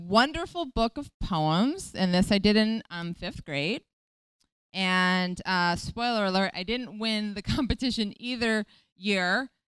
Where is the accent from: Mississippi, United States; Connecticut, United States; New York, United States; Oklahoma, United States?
Connecticut, United States; Wethersfield; I grew up outside of Hartford, which is